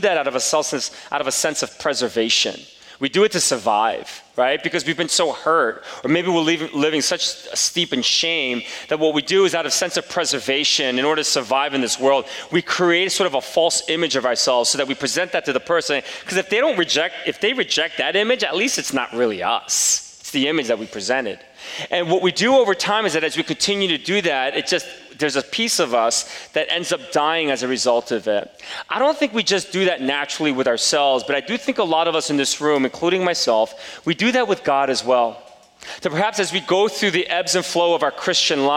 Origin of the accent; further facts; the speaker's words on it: Palisades Park, New Jersey, United States; also born or lived in Korea / Elmhurst, Queens, New York; third grade, my parents moved, took the whole family over across the bridge, two bridges, to Palisades Park, New Jersey in the early 80s